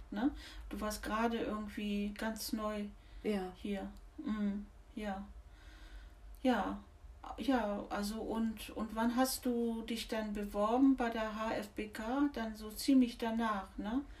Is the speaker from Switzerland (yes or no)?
no; Tehran, Tehran Province, Iran; German is a second language; moved away as an adult; also born or lived in India; now in Germany; Ich komme aus dem Iran, aus mhm. Teheran.